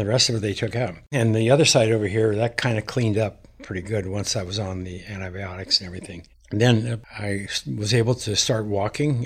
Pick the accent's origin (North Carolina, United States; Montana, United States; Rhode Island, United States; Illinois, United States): Montana, United States; I grew up in Montana